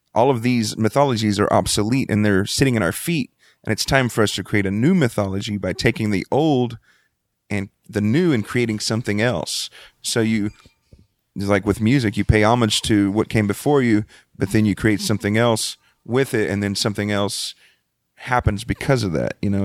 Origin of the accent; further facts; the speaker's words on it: Freeport, Texas, United States; I grew up in Freeport, Texas